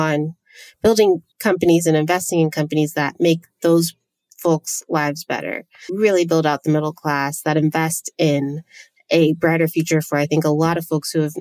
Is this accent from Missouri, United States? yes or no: no; San Diego, California, United States; I am from San Diego